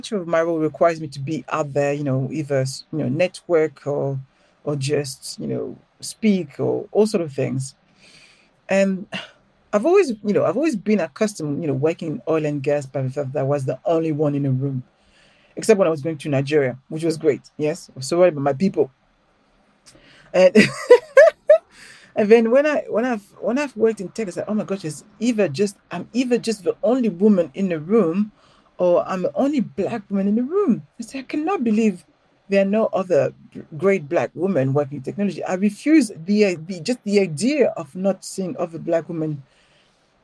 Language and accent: English; Paris, Île-de-France, France; accent: French; English is a second language; moved away as an adult; now in London, United Kingdom; I grew up in Paris, but I grew up in a ghetto